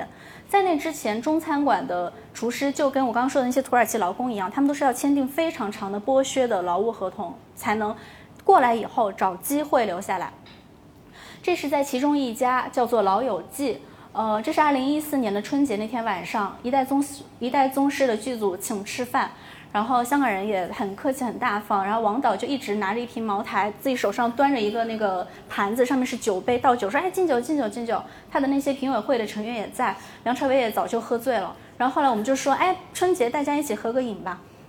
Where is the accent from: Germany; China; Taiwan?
Germany; Berlin; Chinese is a second language; 然后我们柏林人呢做纪念品是非常认真的。